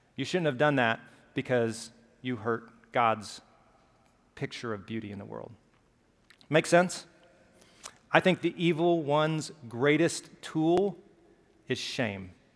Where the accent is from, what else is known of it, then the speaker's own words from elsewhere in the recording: Pelham, Alabama, United States; accent: Southern; I grew up in Pelham, Alabama, just south of Birmingham, small town